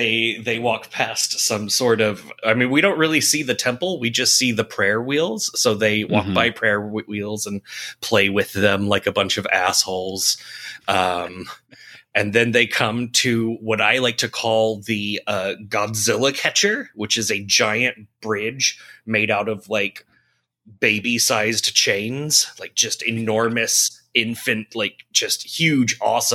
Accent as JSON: {"language": "English", "town": "San Francisco", "region": "California", "country": "United States", "tie": "born or raised there", "said": "Yeah, it's okay. I grew up in San Francisco."}